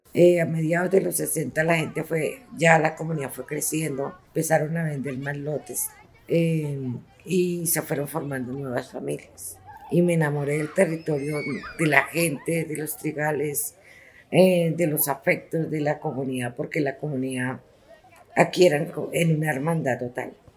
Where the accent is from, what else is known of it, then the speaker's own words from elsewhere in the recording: Colombia; moved away as an adult; also born or lived in Chile; Allá tenía alta calidad de vida pero volví a mi tierra